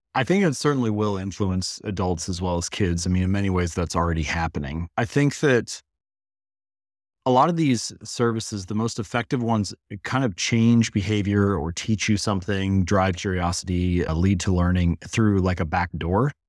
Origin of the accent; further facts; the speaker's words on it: Hamilton, Ohio, United States; I was born in Hamilton, Ohio, so smallish town in Midwestern the United States, and I grew up in the same house